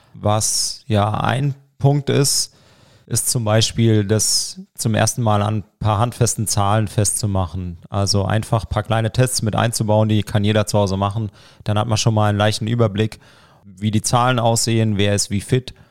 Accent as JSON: {"language": "German", "town": "Broggingen", "region": "Baden-Württemberg", "country": "Germany", "also_born_or_lived": "Saarbrücken", "moved": "as an adult", "lives_now": "Landkreis Roth, Germany", "said": "Ja, ich komme aus Broggingen. Das ist ein ganz kleiner Ort in der Nähe von Herbolzheim."}